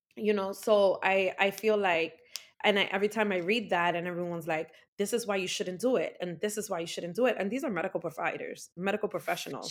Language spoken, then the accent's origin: English; New York City, New York, United States; also born or lived in Bronx, New York; I'm an Afro-Latina, born and raised in the Heights